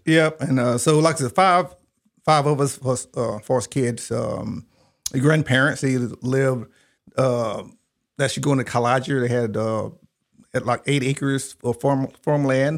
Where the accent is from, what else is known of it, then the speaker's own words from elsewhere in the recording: Eclectic, Alabama, United States; also born or lived in Tuskegee, Alabama; I grew up in a little small town called Eclectic, Alabama.